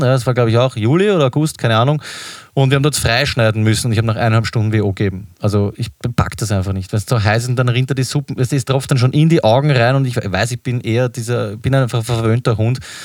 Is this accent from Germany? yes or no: no; Vienna, Austria; wir als Wiener